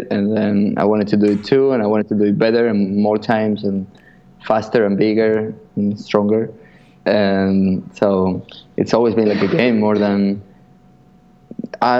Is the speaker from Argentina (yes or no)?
yes; Buenos Aires, Argentina; moved away; also born or lived in Spain; I'm from Buenos Aires, in Argentina